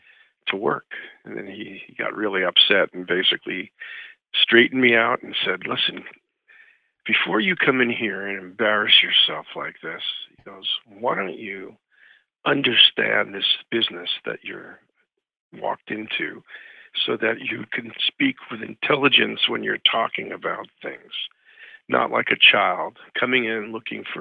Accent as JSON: {"language": "English", "region": "New York", "country": "United States", "also_born_or_lived": "South Jersey", "moved": "yes", "said": "I'm from New York originally."}